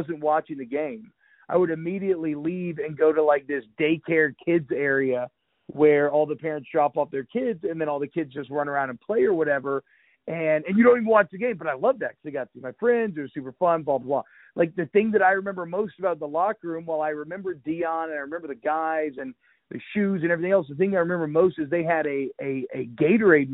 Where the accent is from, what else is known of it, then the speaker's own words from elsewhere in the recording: Atlanta, Georgia, United States; moved away as an adult; now in Louisiana, United States; I moved from Louisiana when I was 4, and then I was in Atlanta until I was 18.